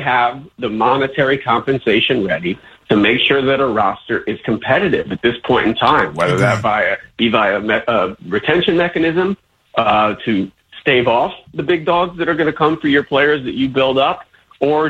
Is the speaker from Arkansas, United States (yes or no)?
no; Highland Park, New Jersey, United States; growing up in Highland Park